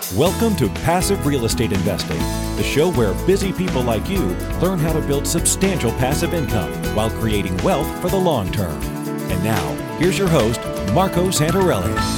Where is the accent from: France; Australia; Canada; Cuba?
Canada; the Canadian me